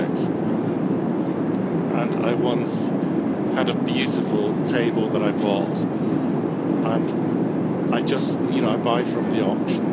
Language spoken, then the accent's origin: English; Edinburgh, Scotland, United Kingdom; I'm from Edinburgh. I live in Edinburgh.